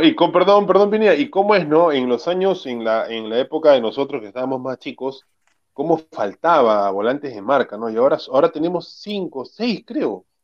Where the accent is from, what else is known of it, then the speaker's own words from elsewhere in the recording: Lima, Peru; yo soy del RIMAC, yo, bueno, nací en otro distrito, pero yo viví desde que nací en el RIMAC